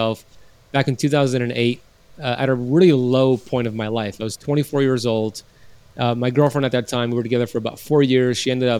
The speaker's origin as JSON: {"language": "English", "country": "United States", "tie": "born or raised there", "said": "my parents were born in Iran. I was born here in America"}